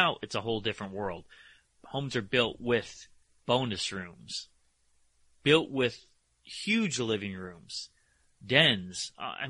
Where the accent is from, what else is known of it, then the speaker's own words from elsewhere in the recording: Connecticut, United States; I grew up in Connecticut. We had basements in Connecticut